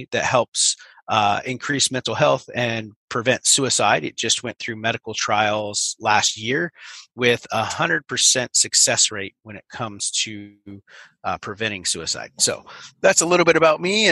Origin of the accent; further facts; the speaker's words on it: Northern California, United States; I grew up in America in the mountains of Northern California, and it's a small little mountain town